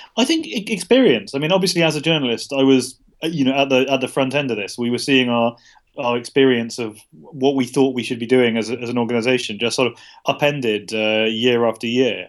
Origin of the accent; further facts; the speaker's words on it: United Kingdom; I'm a British journalist